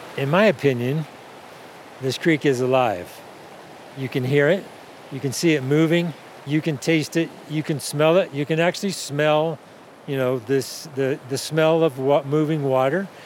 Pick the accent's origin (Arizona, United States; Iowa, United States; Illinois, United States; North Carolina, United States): Illinois, United States; central; moved away as an adult; now in Colorado, United States; I grew up on a muddy little river in central Illinois 60 years ago